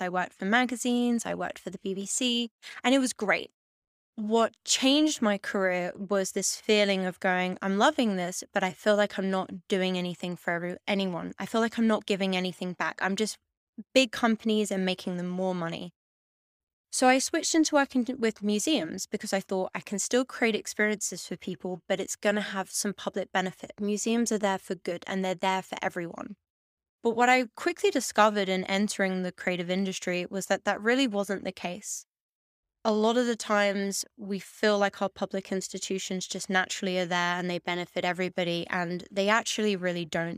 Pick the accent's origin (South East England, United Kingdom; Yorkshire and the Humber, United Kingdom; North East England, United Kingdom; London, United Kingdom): London, United Kingdom; moved away as an adult; now in Amsterdam, Netherlands; I grew up in Hackney, in East London